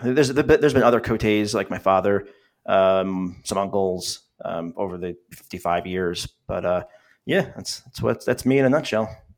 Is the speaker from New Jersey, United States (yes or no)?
yes; New Jersey, United States; So I am from New Jersey.